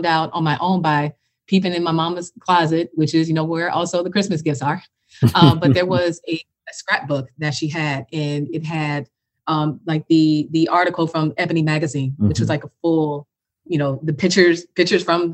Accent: Chicago, Illinois, United States; now in Atlanta, United States; I'm born and raised in Chicago

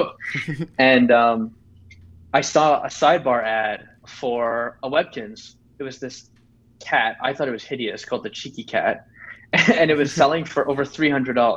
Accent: Canada; I am actually from Canada

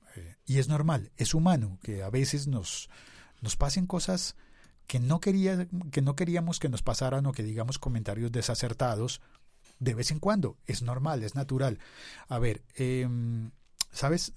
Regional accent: Bogotá, Colombia; el podcast bogotano de mi ciudad

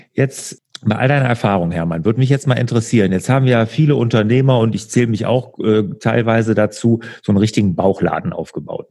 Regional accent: Bergisches Land, North Rhine-Westphalia, Germany; ich komme ja aus dem Bergischen Land

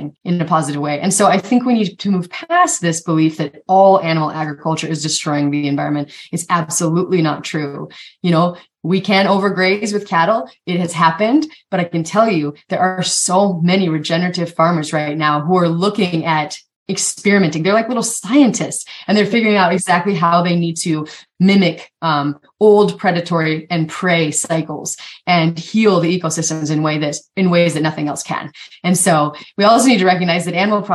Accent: Eastern Montana, United States; I grew up in Eastern Montana

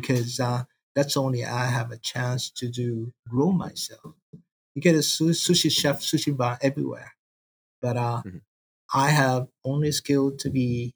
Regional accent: countryside north of Kobe, Hyogo, Japan; English is a second language; moved away as an adult; also born or lived in Osaka; now in United States; I'm in the countryside of Japan, north side of Kobe. The countryside, it is the central of Japan. I born and there

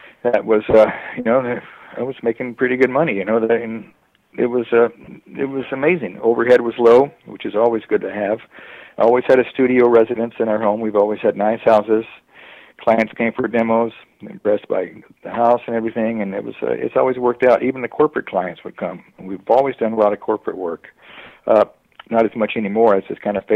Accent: San Gabriel Valley, California, United States; also born or lived in Dallas, Texas; now in San Clemente, United States; I've lived in San Gabriel Valley forever

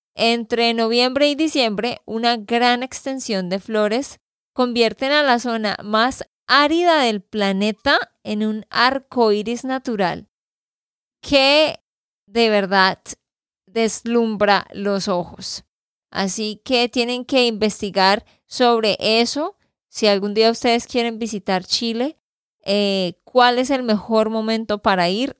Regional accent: Santander, Colombia; de Santander, Colombia

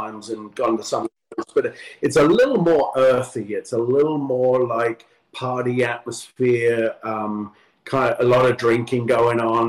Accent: London, United Kingdom; moved away as an adult; now in Southern California, United States; growing up in London

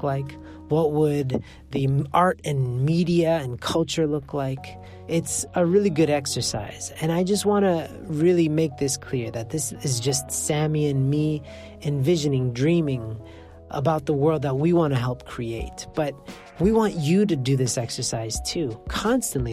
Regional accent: Canada; I'm from Canada

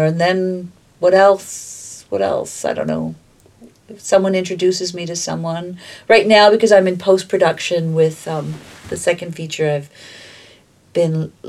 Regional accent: Toronto, Ontario, Canada; also born or lived in Malta; I think growing up in the Junction.

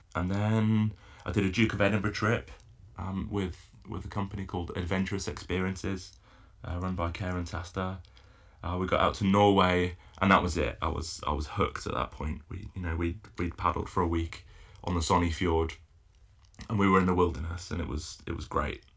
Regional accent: Isle of Man; now in Falmouth, United Kingdom; I grew up paddling in the Isle of Man

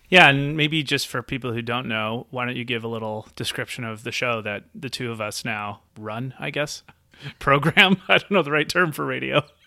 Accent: Nelson, British Columbia, Canada; moved away as an adult; I have recently moved back to my hometown of Nelson, B C

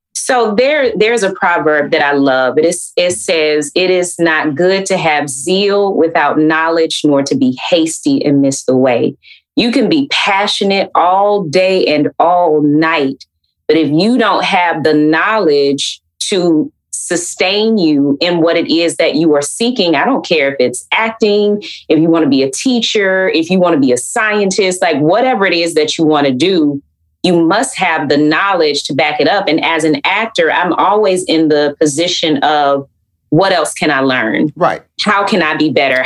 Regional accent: Atlanta, Georgia, United States; growing up in Atlanta

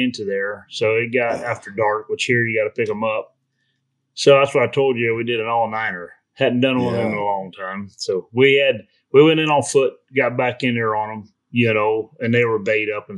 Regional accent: Florida, United States; I grew up in Florida down there

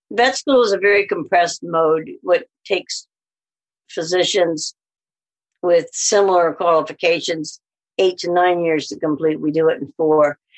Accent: Alabama, United States; accent: southern; now in Canada; Because I had a really southern accent. {S0} Right. {S1} And I said, Alabama.

